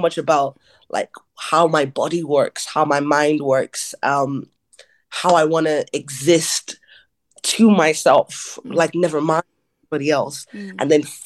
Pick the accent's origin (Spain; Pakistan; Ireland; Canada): Ireland; growing up in Ireland is that being a Nigerian Irish person